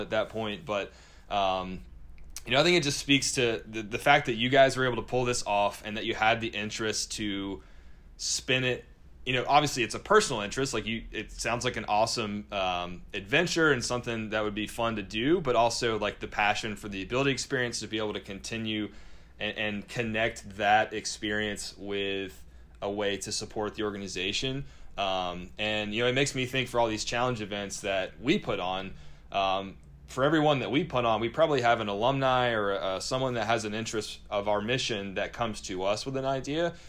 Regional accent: North Carolina, United States; I'm from North Carolina.

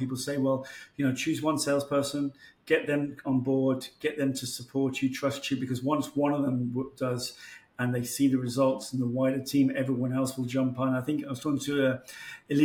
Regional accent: Spain; In my country, in Spain.

